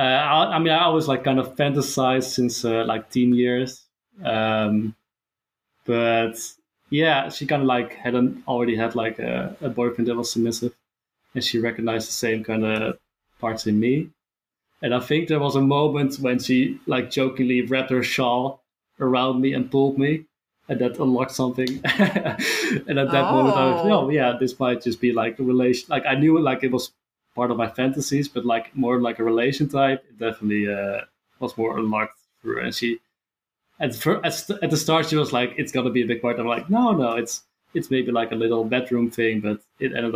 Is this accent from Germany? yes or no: no; Netherlands; I'm from the Netherlands